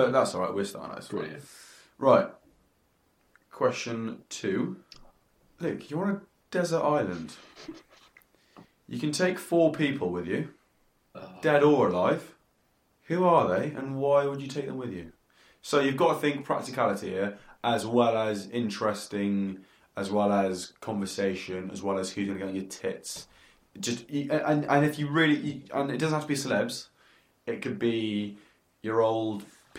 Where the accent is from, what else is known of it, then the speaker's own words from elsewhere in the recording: England, United Kingdom; now in Australia; You know, I'm from England, I love fish and chips